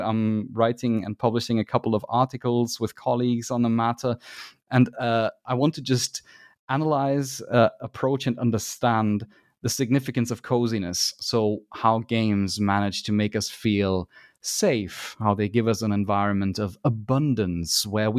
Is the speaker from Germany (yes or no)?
yes; Germany; English is a second language; it might be that I'm biased because I am from Germany